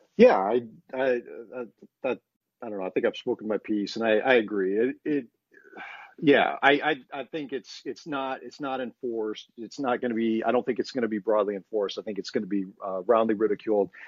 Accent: United States; being an American

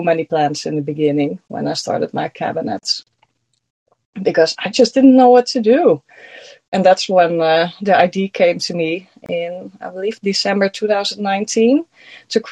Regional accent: Netherlands; accent: Dutch; first language Dutch; English is a second language; I'm from the Netherlands. That's why I have an accent.

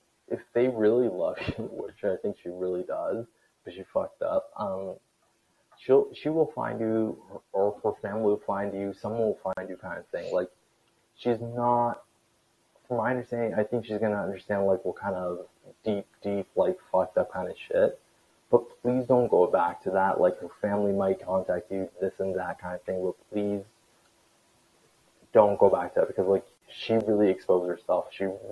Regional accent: Canada; I'm Canadian, but like we're in the same time zone. It's 7:31 Eastern time.

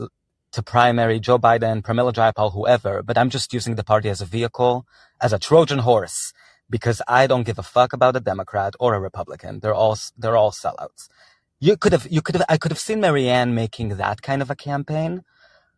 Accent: Israel; moved away; I'm from Israel originally.

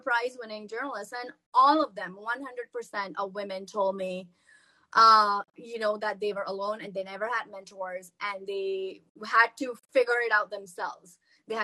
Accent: Pakistan; moved away as an adult; I was from Pakistan

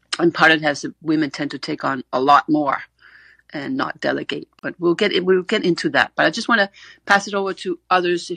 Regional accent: Denmark; I'm from Denmark

